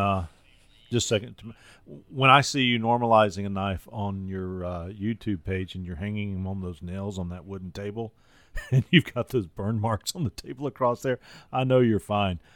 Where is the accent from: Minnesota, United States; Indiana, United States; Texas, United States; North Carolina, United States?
North Carolina, United States; now in Alabama, United States; I grew up in North Carolina, and that's a vinegar based barbecue